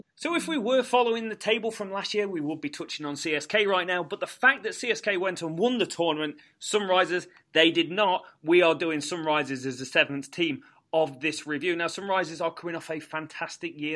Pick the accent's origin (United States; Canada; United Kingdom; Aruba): United Kingdom; England; as Englishman